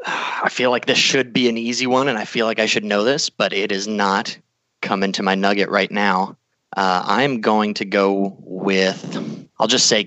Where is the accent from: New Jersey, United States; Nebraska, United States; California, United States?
Nebraska, United States; also born or lived in Panama City, Florida; now in Anchorage, United States; I am originally from Nebraska, but I've kind of lived all over the place. I spent some time living down in Florida in Panama City, and I'm currently living in Alaska in Anchorage.